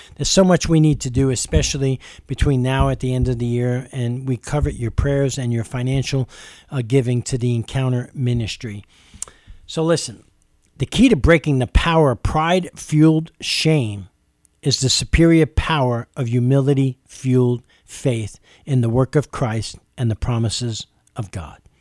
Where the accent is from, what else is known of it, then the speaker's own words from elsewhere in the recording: New York City, New York, United States; as a young child growing up in East Harlem, New York City